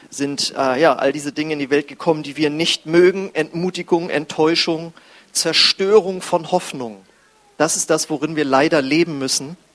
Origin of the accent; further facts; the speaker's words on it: Husum, Schleswig-Holstein, Germany; ich weiß noch, wie ich als Jugendlicher, ich komme aus Husum an der Nordsee, die graue Stadt am Meer, und da ist der Himmel auch gefühlt immer grau.